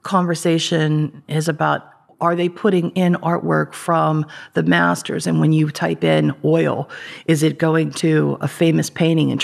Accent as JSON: {"language": "English", "town": "Ambridge", "region": "Pennsylvania", "country": "United States", "tie": "born or raised there", "said": "I grew up in Ambridge"}